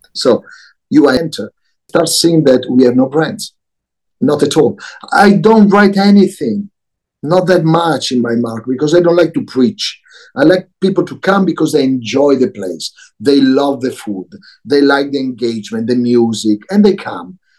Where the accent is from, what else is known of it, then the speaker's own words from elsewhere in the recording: Milan, Lombardy, Italy; moved away; also born or lived in Tokyo / London / New York; I was born in Milano.